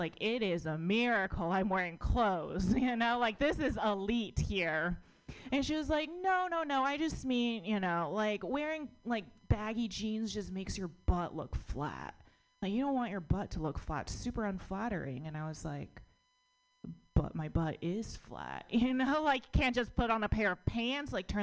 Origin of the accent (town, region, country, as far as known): United States; born or raised there